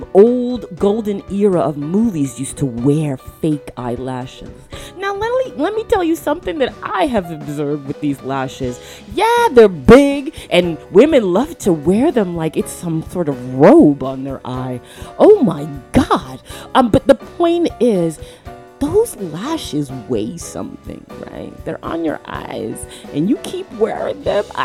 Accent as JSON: {"language": "English", "town": "Toronto", "region": "Ontario", "country": "Canada", "tie": "born or raised there", "said": "I grew up in Toronto, Canada"}